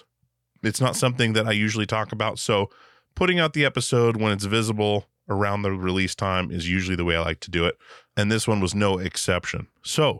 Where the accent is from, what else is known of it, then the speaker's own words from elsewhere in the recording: Alaska, United States; I grew up in Alaska